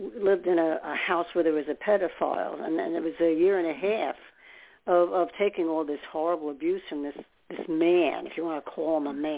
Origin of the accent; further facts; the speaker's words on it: New York, United States; now in New Jersey, United States; living in New York, I'm from New York